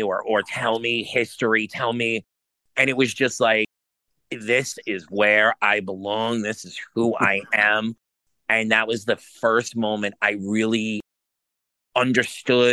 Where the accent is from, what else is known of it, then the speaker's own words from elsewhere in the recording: New York City, New York, United States; I grew up in New York City.